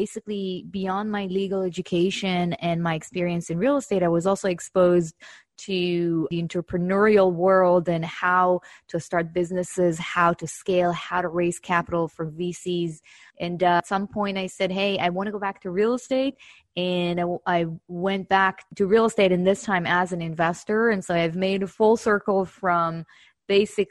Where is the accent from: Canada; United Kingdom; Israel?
Israel; accent: Israeli; moved away as an adult; now in United States; I actually started my career back in 2007 in Israel, my accent.